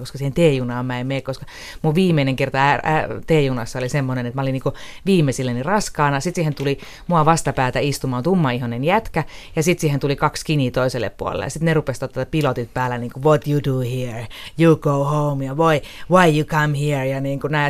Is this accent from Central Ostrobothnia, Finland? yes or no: no; Riihimäki, Kanta-Häme, Finland; itsehän olen riihimäkeläinen